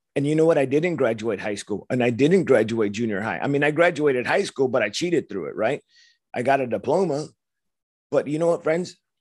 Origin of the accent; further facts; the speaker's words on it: Los Angeles, California, United States; I grew up in Los Angeles, young punk kid